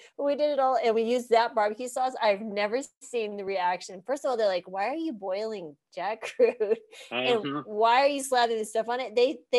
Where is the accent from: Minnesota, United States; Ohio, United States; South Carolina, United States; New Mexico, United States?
New Mexico, United States; Deming; moved away; also born or lived in Texas; I grew up in New Mexico.